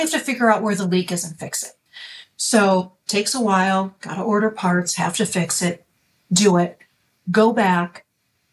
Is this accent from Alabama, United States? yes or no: no; Chicago, Illinois, United States; I am originally from the Chicago area. That's where I grew up and have never really left